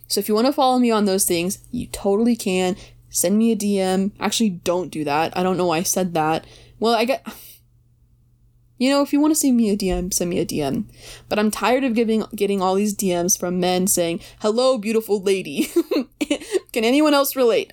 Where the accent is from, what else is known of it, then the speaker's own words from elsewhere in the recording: Texas, United States; I didn't think I wanted to stay in Texas